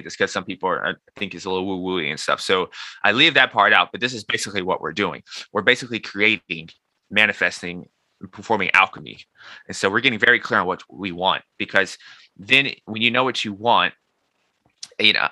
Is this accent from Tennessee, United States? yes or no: yes; Nashville, Tennessee, United States; moved away as an adult; also born or lived in New York; I'm so from Nashville in New York, two totally different places